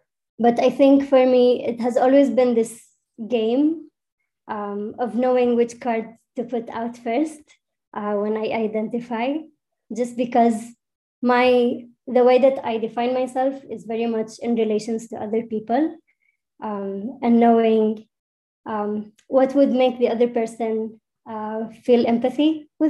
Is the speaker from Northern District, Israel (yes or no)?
yes; Nazareth, Northern District, Israel; first language Arabic; English is a second language; now in Jerusalem, Israel; I'm a Palestinian citizen of Israel. I was born and raised in Nazareth, and now I live in Jerusalem.